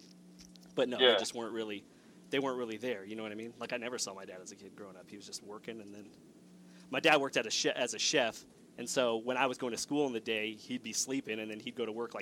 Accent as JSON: {"language": "English", "town": "Los Angeles", "region": "California", "country": "United States", "tie": "born or raised there", "said": "I grew up in Los Angeles"}